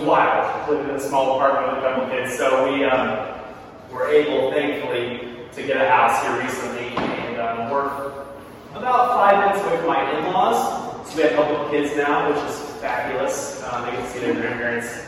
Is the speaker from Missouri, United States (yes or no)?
yes; near Branson, southern Missouri, United States; moved away as an adult; now in Philadelphia area, United States; I grew up in Missouri, southern Missouri, and basically with Branson.